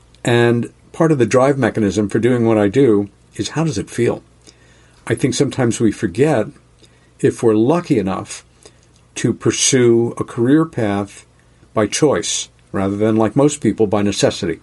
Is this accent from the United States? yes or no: yes; Rockville Centre, New York, United States; growing up in New York City and in a lovely village about 30 miles east, I came to realize I had the best of two worlds. And I, in Rockville Center, New York